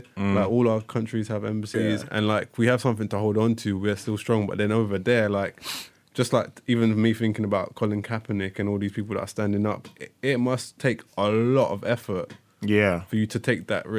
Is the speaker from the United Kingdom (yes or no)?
yes; England, United Kingdom; I'm from England. I'm from the UK, but I know I'm from Nigeria.